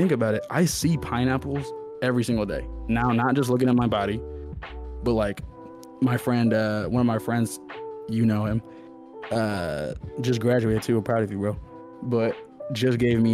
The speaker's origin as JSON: {"language": "English", "town": "Des Moines", "region": "Iowa", "country": "United States", "tie": "born or raised there", "said": "I grew up here. I grew up in Des Moines."}